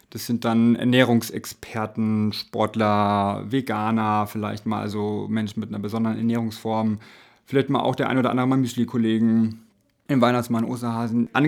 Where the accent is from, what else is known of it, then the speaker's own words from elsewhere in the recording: Bavaria, Germany; also aus Bayern, die sind ja aus Niederbayern, ich bin aus Franken, also ja praktisch Nachbarn, ja.